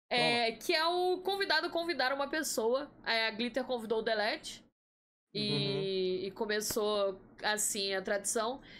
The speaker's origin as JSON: {"language": "Portuguese", "region": "Rio de Janeiro", "country": "Brazil", "moved": "as an adult", "lives_now": "Campinas, Brazil", "said": "Eu sou do Rio de Janeiro."}